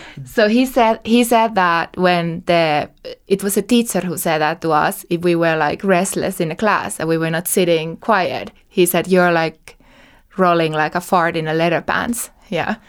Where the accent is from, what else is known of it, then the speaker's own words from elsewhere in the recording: Asikkala, Päijät-Häme, Finland; I'm originally from Asikkala, South Finland.